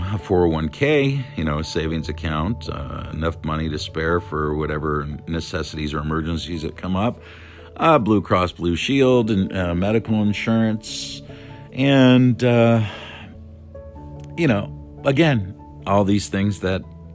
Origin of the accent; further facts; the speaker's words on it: California, United States; also born or lived in Las Vegas; California, my home state